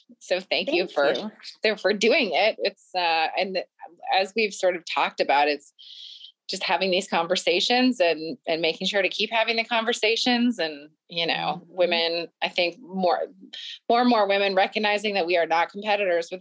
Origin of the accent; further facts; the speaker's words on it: Vermont, United States; I'm from Vermont.